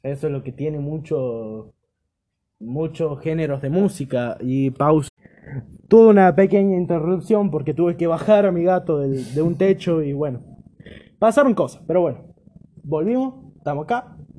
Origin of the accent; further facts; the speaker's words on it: Argentina; Me siento poco argentino